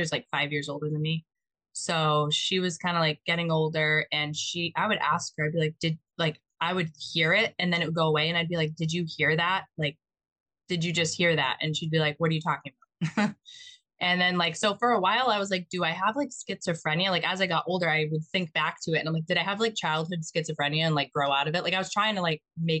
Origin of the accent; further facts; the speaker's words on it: Mattapoisett, Massachusetts, United States; So I grew up in Mattapoisett. It's like near the Cape.